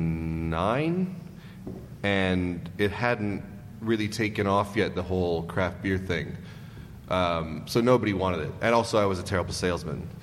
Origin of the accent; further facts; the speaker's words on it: Racine, Wisconsin, United States; moved away; Wisconsin, in a city called Racine, which is south of Milwaukee.